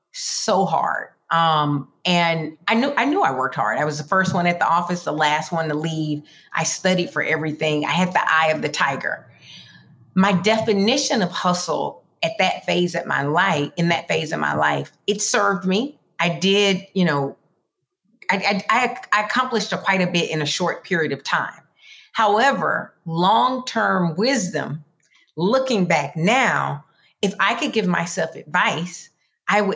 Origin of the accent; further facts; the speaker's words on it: the South, United States; moved away; also born or lived in Greenwood, Florida / Dothan, Alabama; grew up in two areas. One is Greenwood, Florida. One is Dothan, Alabama